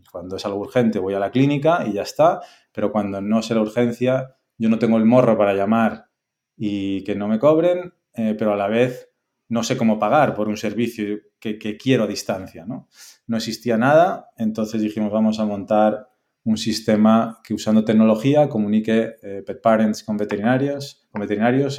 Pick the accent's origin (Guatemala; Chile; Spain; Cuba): Spain; Bueu, Galicia; moved away as an adult; also born or lived in A Coruña / Lyon / Madrid; yo soy eh, gallego, nacido en Coruña, pero criado en las Rías Baixas, en Bueu